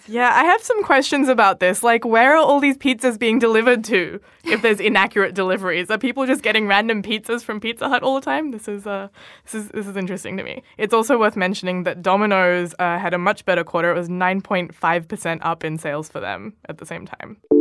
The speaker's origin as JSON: {"language": "English", "country": "Australia", "said": "as an Australian representative"}